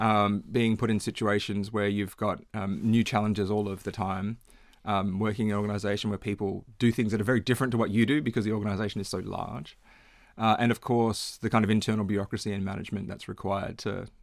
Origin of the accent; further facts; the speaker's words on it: Perth, Western Australia, Australia; now in Melbourne, Australia; I grew up in Perth